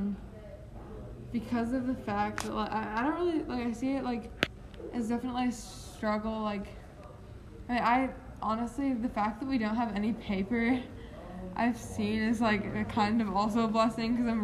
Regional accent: Nashville, Tennessee, United States; now in Nolensville, United States; I was born and raised in Nashville

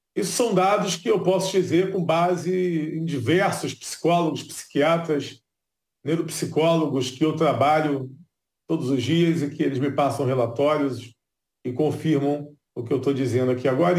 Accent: Rio de Janeiro, Brazil; O Rio de Janeiro, por exemplo, que é a cidade que eu nasci e cresci

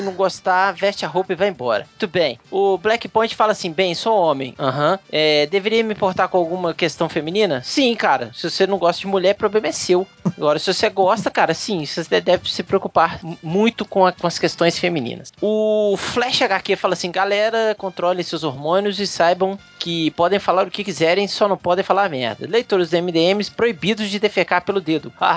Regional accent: Belo Horizonte, Minas Gerais, Brazil; aqui na minha terrinha, em Belzonte, Minas Gerais

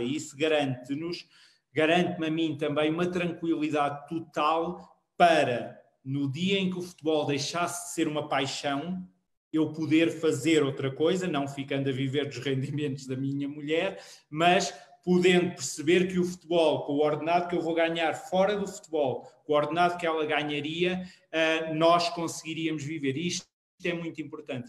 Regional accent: Queluz, Lisbon, Portugal; eu sou de Queluz Montabrão

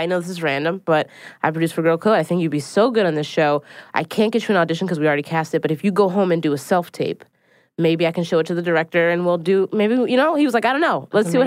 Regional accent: Philadelphia, Pennsylvania, United States; now in New York City, United States; I live in New York City. I'm originally from Philadelphia

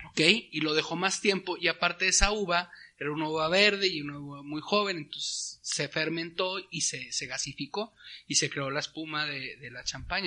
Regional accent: Torreón, Coahuila, Mexico; acá en el norte y Torreón, que yo soy de Torreón

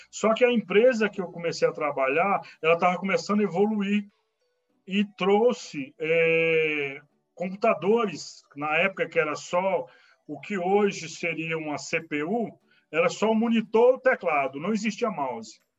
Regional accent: Brasília, Federal District, Brazil; tá? Sou, é, moro, é, nasci em Brasília, moro em Brasília, né, é, no Gama Leste, né?

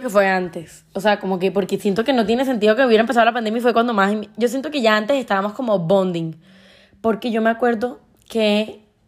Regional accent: Colombian Caribbean coast, Colombia; soy colombiana, costeña

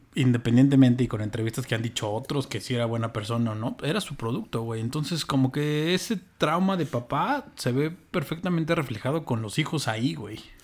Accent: Mexico

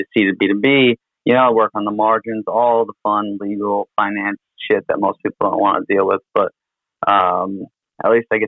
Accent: New York City, New York, United States; I'm from New York City

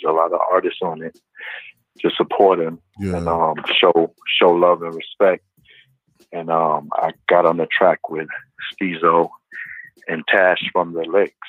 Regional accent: Brooklyn, New York, United States; I'm from Church Avenue and 31st Street, man.

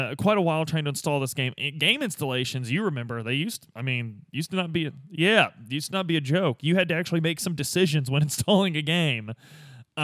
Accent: Midwest, United States; Growing up in the Midwest with these old school boomer dads

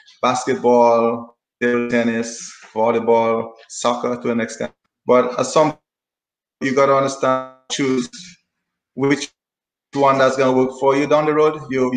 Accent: Saint David, Dominica; We're going to take a trip now to Kalinago territory as we know it now, formerly known as Carib Reserve, Sally Bear. Well, growing up in the country, you know, it's beautiful.

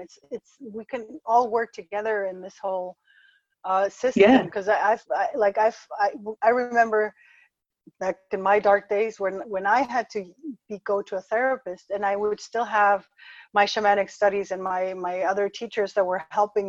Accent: Ecuador; moved away; I was born in Ecuador and had this whole Latin American thing

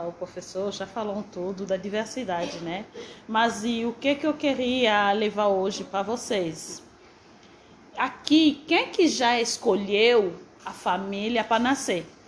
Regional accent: DR Congo; now in Brazil; sou da República Democrática do Congo

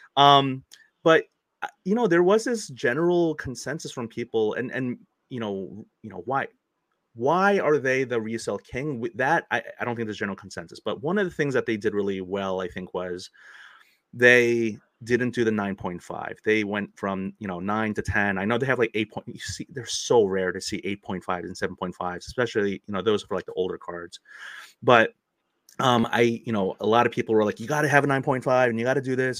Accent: United States

